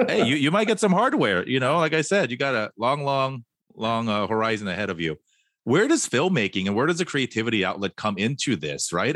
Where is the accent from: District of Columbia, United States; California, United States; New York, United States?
California, United States; Fullerton; also born or lived in Korea; now in Hawthorne, United States; I grew up in Fullerton, which is probably more Korean than Torrance